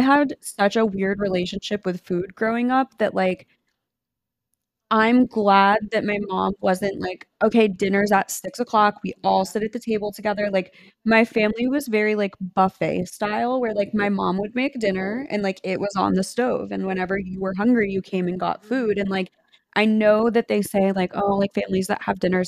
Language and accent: English; United States; the difference of growing up in America and like growing up not in America